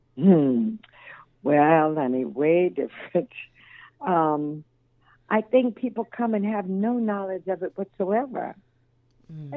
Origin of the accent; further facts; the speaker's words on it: Denver, Colorado, United States; also born or lived in Dallas, Texas; I was born in the Rossonia, but um, later lived at Kidder Curtis Park and Emerson and all over but East Denver